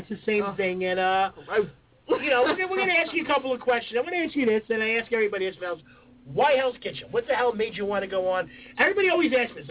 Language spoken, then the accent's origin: English; New York City, New York, United States; I'm from Staten Island